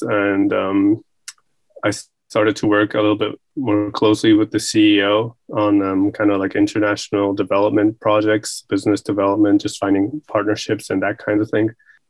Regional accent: New York City, New York, United States; born there; also born or lived in Frankfurt / Tokyo; I was born in New York City. So pretty much all of my education was in English. So English is my strongest language. But I also spent some time living in Frankfurt as a child and Tokyo.

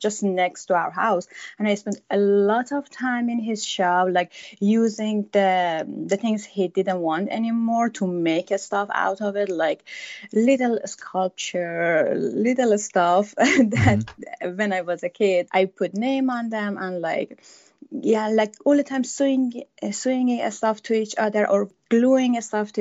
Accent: Iran; moved away as an adult; now in United States; I'm from Iran and I lived there until I was 33 years old.

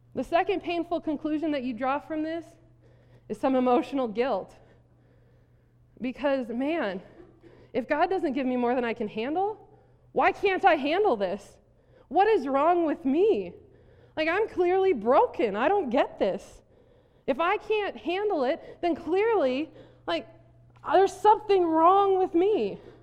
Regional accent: South Dakota, United States; I grew up in South Dakota

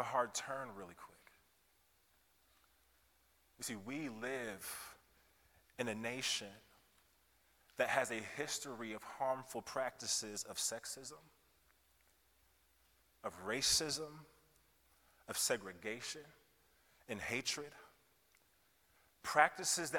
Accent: Kansas City, Missouri, United States; moved away as an adult; also born or lived in Iowa; I hail from Kansas City originally, but spent the last several years of my life in Iowa.

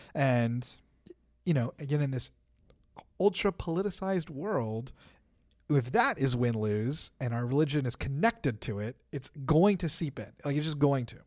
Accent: United States; we're American Christians

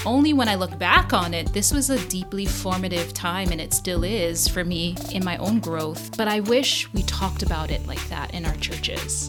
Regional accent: Hawaii, United States; moved away as an adult; now in New Jersey, United States; growing up in Hawaii

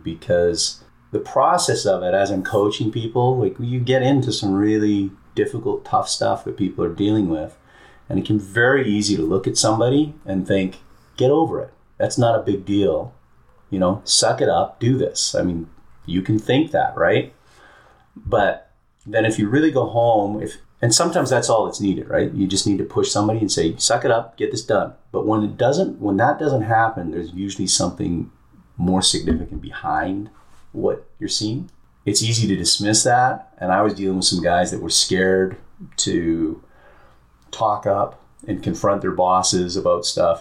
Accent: British Columbia, Canada; I grew up in Canada, in British Columbia on the West Coast, small town.

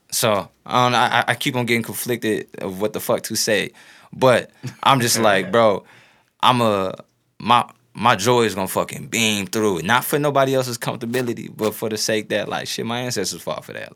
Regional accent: St. Louis, Missouri, United States; North St. Louis, Grand Natural Bridge

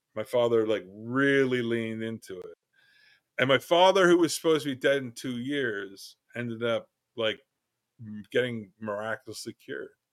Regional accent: Canada; I'm a Canadian

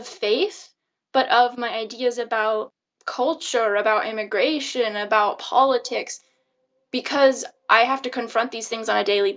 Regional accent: the Northwest, Pacific Northwest, United States; moved away as an adult; now in Belgium; I grew up in the Northwest in the United States.

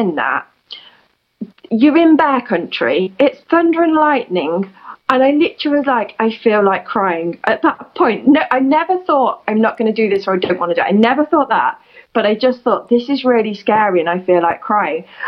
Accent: United Kingdom; I'm in the UK, which is my home country

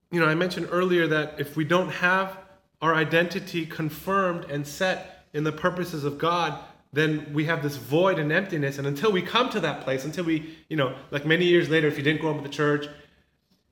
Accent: Southern California, United States; moved away as an adult; I never had kids growing up in Southern California

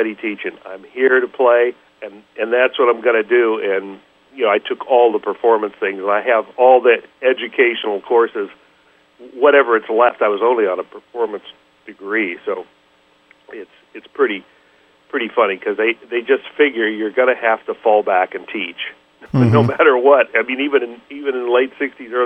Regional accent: Midwest, United States; moved away as an adult; also born or lived in Hawaii, United States; now in Los Angeles, United States; I really have a huge affinity for people from the Midwest, even out here in L.A. I mean, I still feel like I'm a Midwesterner

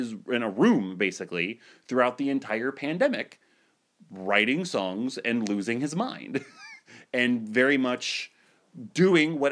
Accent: Ohio, United States; I'm so from Ohio.

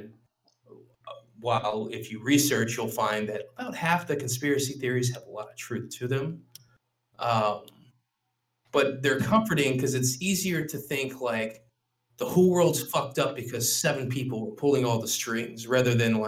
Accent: Louisiana, United States; I grew up in the South

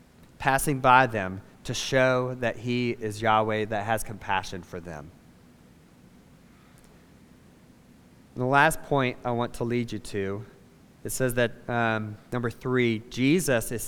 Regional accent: Savannah, Georgia, United States; moved away as an adult; I'm from Savannah. It's where I was born, spent the first 18 years of my life before I went to college

